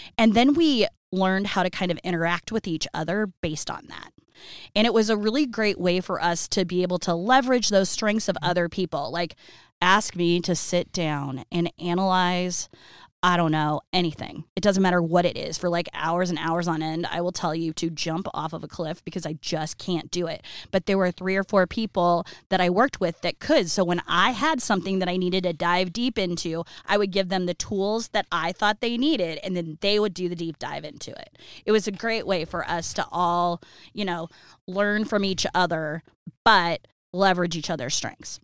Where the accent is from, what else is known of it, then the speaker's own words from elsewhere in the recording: Iowa City, Iowa, United States; I was born in Iowa City when they were still in college